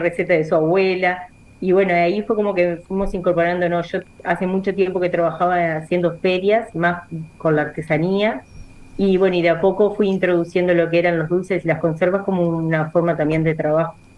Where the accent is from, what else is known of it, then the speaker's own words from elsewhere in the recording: Montevideo, Uruguay; moved away; also born or lived in La Paz, Colonia; soy oriunda de Montevideo